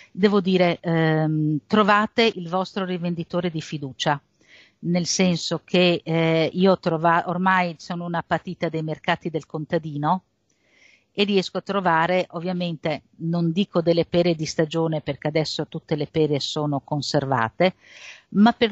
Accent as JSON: {"language": "Italian", "region": "Friuli-Venezia Giulia", "country": "Italy", "said": "io vengo dal Friuli e quindi in Friuli abbiamo un po' la patria delle latterie e delle malghe"}